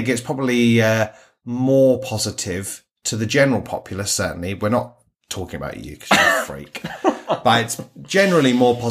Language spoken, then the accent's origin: English; United Kingdom; as a Brit